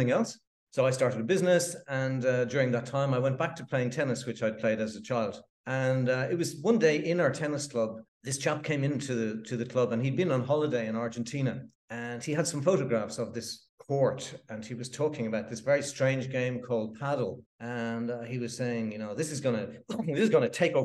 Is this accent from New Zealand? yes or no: no; Dublin, Leinster, Ireland; moved away as an adult; now in South of France; I'm from Ireland, originally from Dublin.